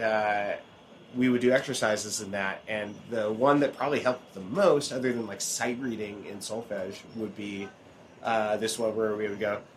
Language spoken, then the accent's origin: English; Oregon, United States; I grew up in Oregon